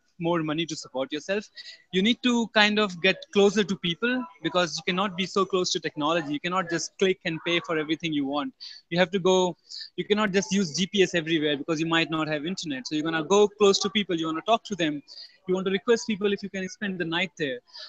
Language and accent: English; Kanpur, Uttar Pradesh, India; moved away as an adult; also born or lived in Mumbai, India / Bangalore, India; I was born in Kanpur. I lived about 19 initial years of my life in Kanpur